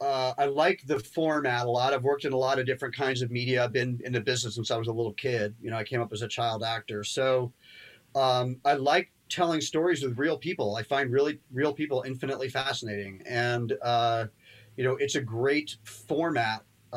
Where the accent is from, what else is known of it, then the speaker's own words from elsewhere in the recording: London, United Kingdom; born there; Well, I was born in London and modern dance at that time was pretty hip and bohemian.